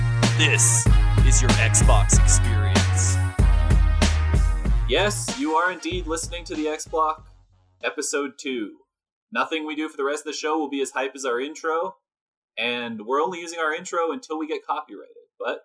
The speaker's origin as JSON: {"language": "English", "town": "Toronto", "region": "Ontario", "country": "Canada", "said": "I'm from Toronto, Ontario"}